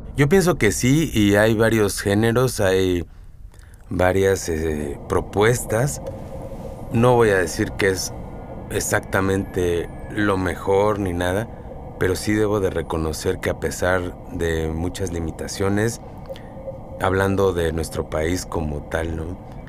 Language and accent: Spanish; Oaxaca, Mexico; como mexicano, como oaxaqueño